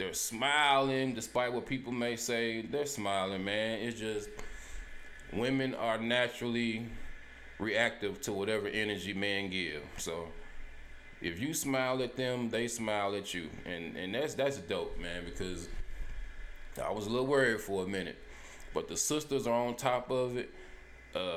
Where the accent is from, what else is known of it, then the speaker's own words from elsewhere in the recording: Helena, United States; moved away; I'm from Helena